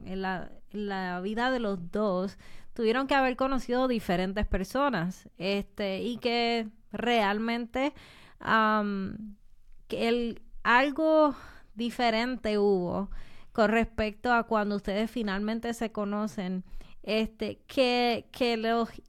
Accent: San Lorenzo, Puerto Rico; Yo soy de San Lorenzo, Puerto Rico

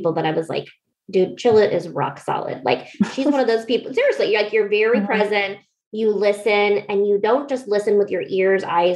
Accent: Alaska, United States; now in Northwest, United States; I was from Alaska

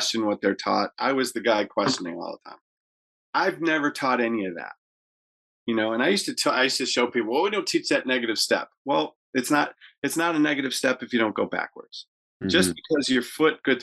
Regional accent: Detroit, Michigan, United States; growing up in Detroit

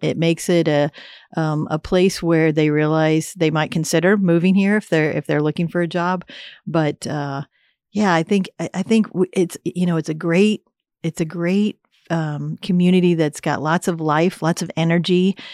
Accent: St. Louis, Missouri, United States; moved away as an adult; also born or lived in Columbia, Missouri / Texas / Idaho / Iowa; now in Manhattan, United States; I grew up in St. Louis, Missouri

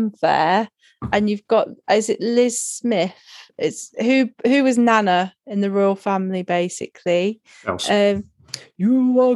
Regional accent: near Butlins, England, United Kingdom; I grew up near Butlins

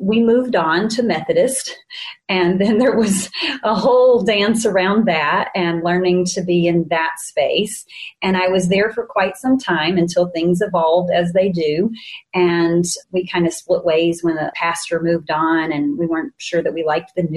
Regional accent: the South, United States; I was, you may hear it in my accent, born in the South. So I grew up in the Bible Belt.

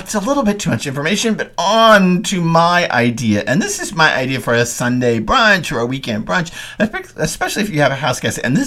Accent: Dallas, Texas, United States; I grew up in Dallas, and we were a long way from a coast

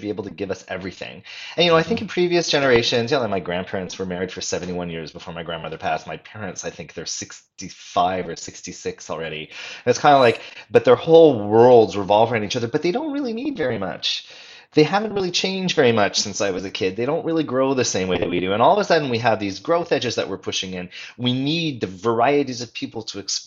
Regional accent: Montreal, Quebec, Canada; now in Vancouver, Canada; I grew up in Montreal

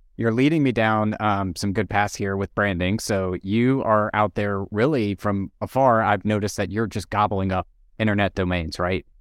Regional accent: East Coast, United States; moved away; I'm originally from the East Coast

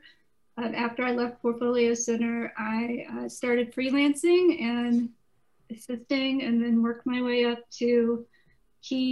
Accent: Mississippi, United States; moved away as an adult; also born or lived in Atlanta, Georgia; I'm from Mississippi, born and raised in Mississippi, and then moved to Atlanta in my 20s.

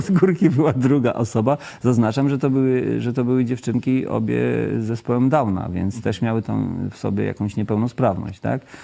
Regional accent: Kashubia, Pomeranian Voivodeship, Poland; My pochodzimy razem z żoną z Kaszub

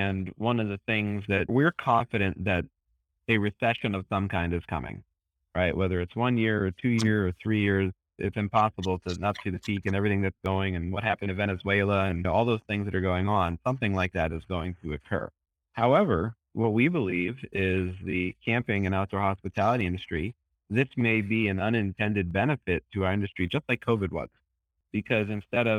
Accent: United States; I'm an American

